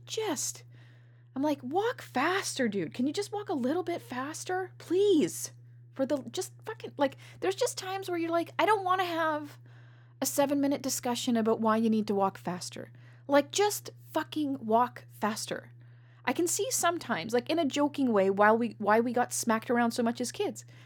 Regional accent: Canada; I'm Canadian

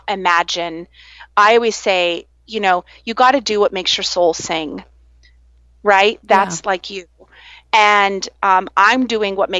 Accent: Iowa, United States; now in Virginia Beach, United States; growing up in the Midwest and being in Iowa

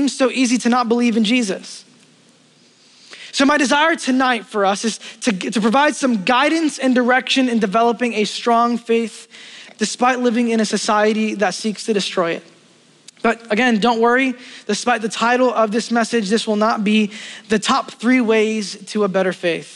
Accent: New York City, New York, United States; I grew up in Brooklyn

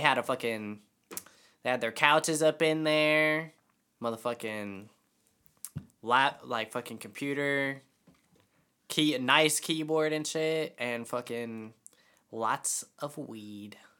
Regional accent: Kingman, Arizona, United States; That was my hometown

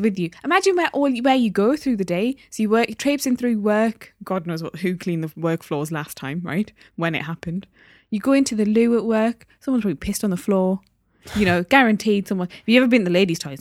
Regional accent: Newcastle upon Tyne, North East England, United Kingdom; also born or lived in Derby; I was born in Derby, moved to Newcastle when I was one years old. So, I learned to speak there. That's my home

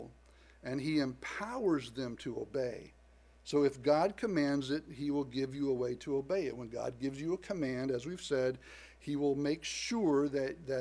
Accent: the South, United States; I was born in the South to parents that were raised in the South

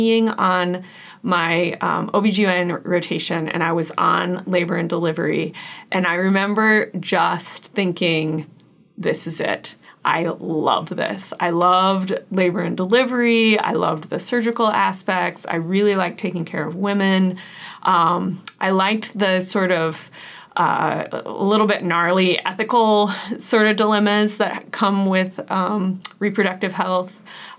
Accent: Kansas, United States; moved away as an adult; now in Wisconsin, United States; I am originally from Kansas. I grew up outside of a small town on an organic farm

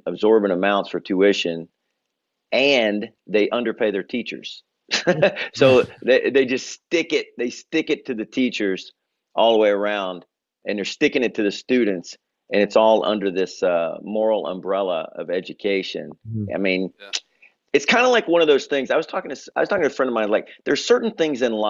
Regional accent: Memphis, Tennessee, United States; moved away as an adult; now in New York, United States; I'm originally from Memphis, Tennessee. I've lived in New York now, though, for 20 years

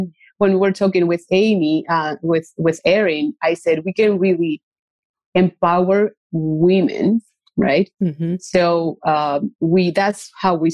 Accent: Paraguay; moved away; I grew up in a place, like I grew up in Paraguay.

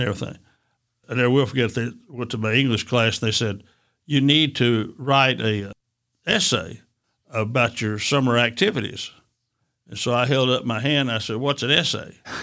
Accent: Chattanooga, Tennessee, United States; I was born and raised in Avondale community.

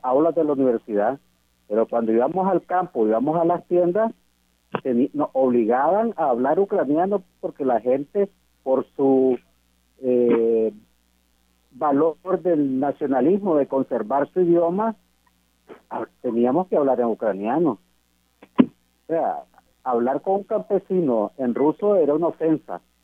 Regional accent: Nicaragua; ya en mi país estudié la carrera de derecho y también la ejerzo la licenciatura en derecho como abogado y notario público de Nicaragua.

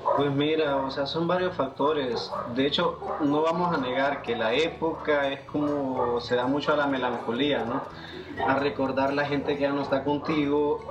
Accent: El Paraíso, Honduras; now in Tegucigalpa, Honduras; Yo soy originario del departamento del Paraíso, municipio del Paraíso

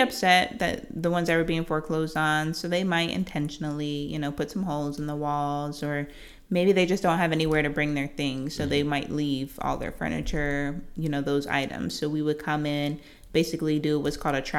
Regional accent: Norcross, Georgia, United States; also born or lived in New Jersey; I'm from Georgia, born in Northside Hospital. I grew up in Norcross, spent a couple years in New Jersey, but I graduated from Norcross High School

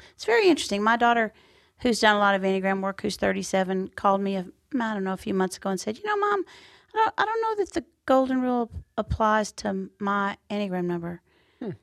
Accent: Texas, United States; we're in Texas and I'm home

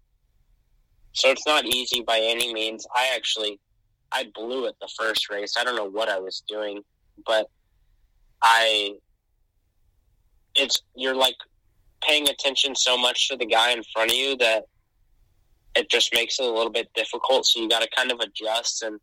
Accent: San Diego, California, United States; I was born and I grew up in San Diego

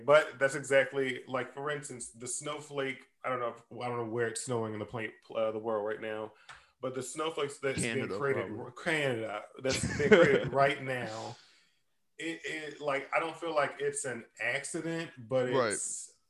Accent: Maryland, United States; I'm actually from Maryland. So it's like deep southern root system

